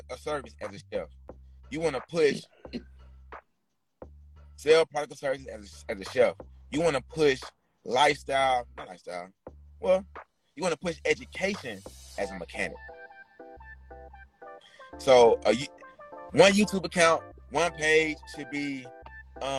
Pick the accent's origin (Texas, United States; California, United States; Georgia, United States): Georgia, United States; Atlanta; also born or lived in San Francisco Bay Area; I'm from Atlanta